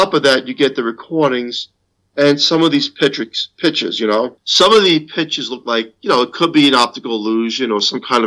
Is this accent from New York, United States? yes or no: yes; New York, United States; As a New Yorker